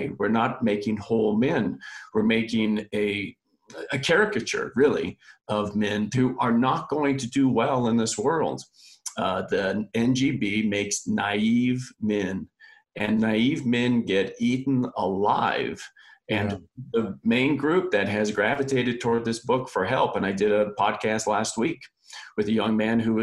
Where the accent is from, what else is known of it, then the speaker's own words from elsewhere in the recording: Los Angeles, California, United States; now in Oregon, United States; Grew up in Reseda, California. My parents are Irish immigrants.